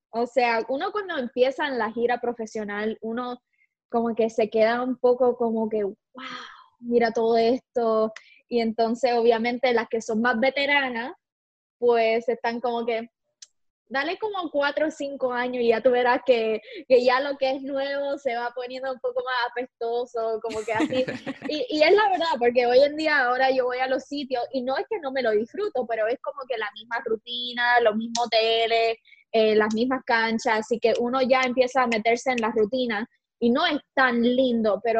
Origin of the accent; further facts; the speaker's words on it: Puerto Rico; born there; Eh, yo nací en Puerto Rico, siempre va a ser mi hogar.